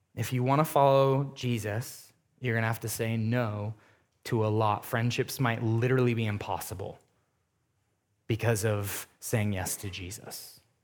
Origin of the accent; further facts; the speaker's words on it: United States; being an American Christian